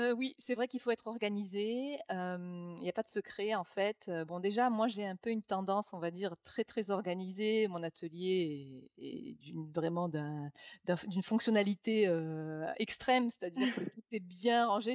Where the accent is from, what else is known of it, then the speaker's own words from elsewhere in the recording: Nîmes, Occitania, France; moved away as an adult; also born or lived in Toulouse / Saint-Germain-en-Laye / Paris / London; je suis de Nîmes. Donc, j'ai vécu, on va dire, jusqu'à 22 ans à Nîmes